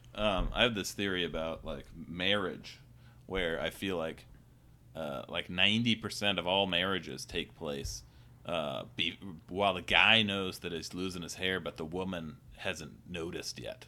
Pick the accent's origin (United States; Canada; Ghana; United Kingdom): United States; Kirkland, Washington; I'm from Kirkland